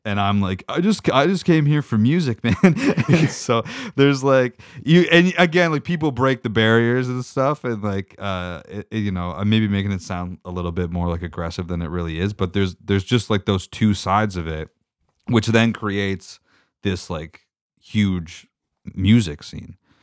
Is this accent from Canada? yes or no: yes; Meaford, Ontario, Canada; I grew up in Meaford, Ontario